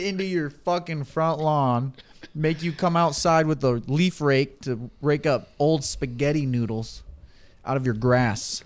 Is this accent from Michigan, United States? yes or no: yes; Michigan, United States; we're from the Mitten State